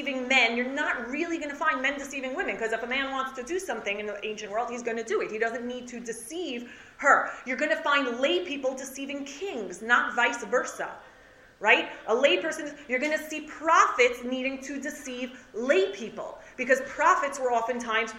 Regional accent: United States; growing up in America

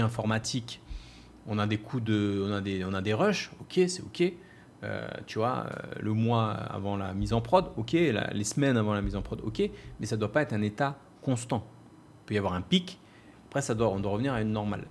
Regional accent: France; moved away as an adult; now in Bali, Indonesia; Je suis parti vivre à Bali. J'ai quitté la race, j'ai quitté la France

